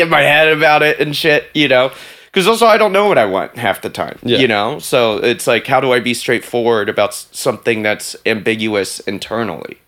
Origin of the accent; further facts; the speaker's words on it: the South, United States; now in New York, United States; I grew up in the South